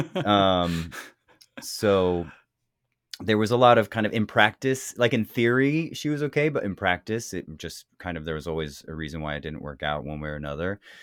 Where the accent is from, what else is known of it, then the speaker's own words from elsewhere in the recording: the Bay Area, California, United States; I come from California, the Bay Area, um, raised by a lesbian mother